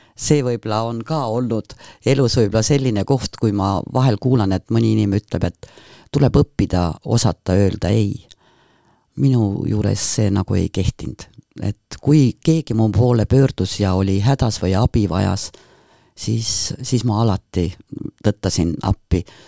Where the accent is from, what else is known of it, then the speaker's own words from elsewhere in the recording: Põltsamaa, Jõgeva County, Estonia; see linn, kus ma sündisin, kus ma kasvasin, on just Põltsamaa